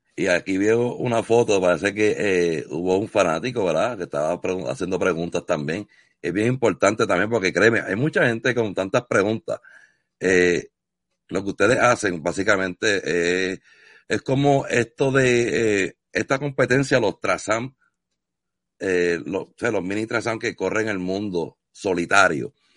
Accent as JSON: {"language": "Spanish", "country": "Puerto Rico", "tie": "born or raised there", "moved": "yes", "said": "yo vengo de Puerto Rico, fui criado en la costa"}